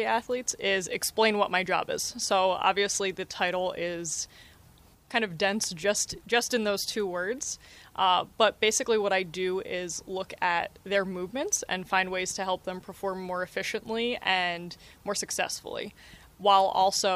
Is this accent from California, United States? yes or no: no; New Jersey, United States; also born or lived in Philadelphia; I grew up in New Jersey, South Jersey, so I grew up as a Phillies fan